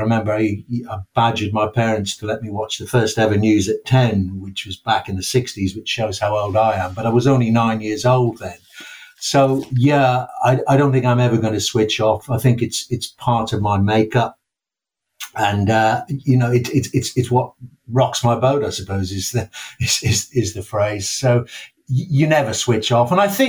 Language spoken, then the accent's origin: English; Armagh, Northern Ireland, United Kingdom; also born or lived in Yorkshire; as people can tell from my accent, I was born in England. My mother's English, and I was schooled here till I was 5-6 years old, living in Yorkshire. And then we moved back to Northern Ireland with great timing by my parents to Armagh in 1965.